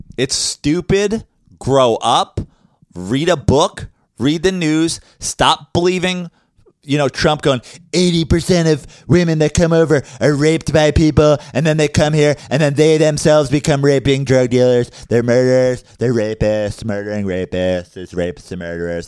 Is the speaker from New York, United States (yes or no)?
yes; New York City, New York, United States; As a New Yorker